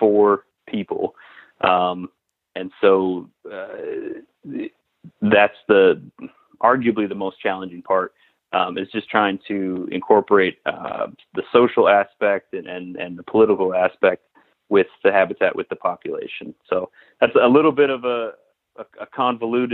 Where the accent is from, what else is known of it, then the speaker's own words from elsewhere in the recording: Western New York, United States; moved away as an adult; also born or lived in Alaska / Virginia / Michigan / Alberta, Canada; now in Pennsylvania, United States; I'm originally from Western New York, so I'm not a PA native